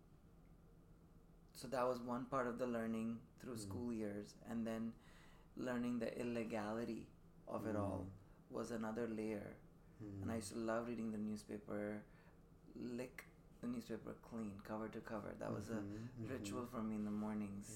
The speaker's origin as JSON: {"language": "English", "region": "Dubai", "country": "United Arab Emirates", "tie": "born or raised there", "also_born_or_lived": "Sydney, Australia", "moved": "as an adult", "lives_now": "San Francisco, United States", "said": "I'm Indian by background, born to Indian parents in Dubai. So I grew up in Dubai pretty much all the way up till I was 18 before I would leave for college"}